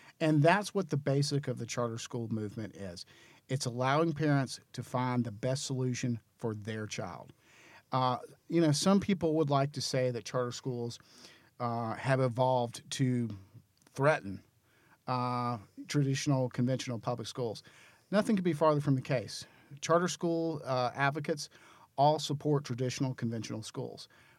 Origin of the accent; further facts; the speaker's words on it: Greensboro, North Carolina, United States; moved away as an adult; also born or lived in Clemson, South Carolina / Washington / Charlotte, North Carolina; now in Raleigh, United States; I grew up in Greensboro. Lived there most of my life, with the short exception of going to college at Clemson, and then down then in Washington for a while. I moved to Charlotte and lived there for about